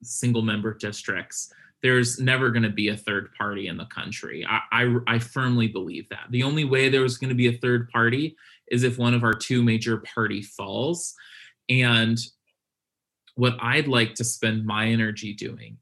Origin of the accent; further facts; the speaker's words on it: Virginia, United States; my home state of Virginia, I live in Hampton Roads